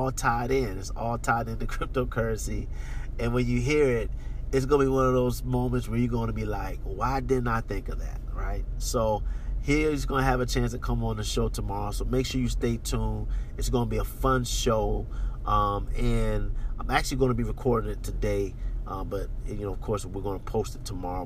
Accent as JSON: {"language": "English", "country": "United States", "moved": "yes", "said": "I'm American"}